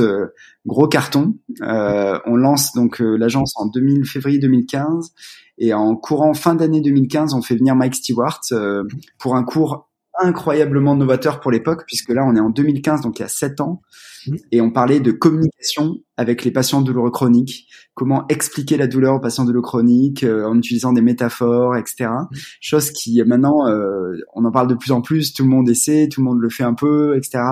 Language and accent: French; Valence, Auvergne-Rhône-Alpes, France; also born or lived in Grenoble; moi j'ai grandi à Valence